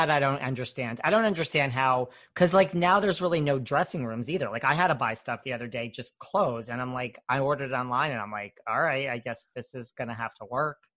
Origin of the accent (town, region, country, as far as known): Chattanooga, Tennessee, United States; born or raised there; also born or lived in Wilmington, North Carolina; now in New York, United States